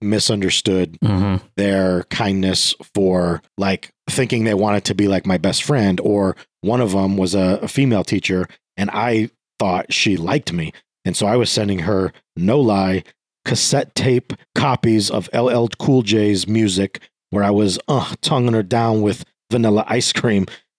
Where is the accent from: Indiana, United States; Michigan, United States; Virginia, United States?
Virginia, United States; born there; So I was born in Virginia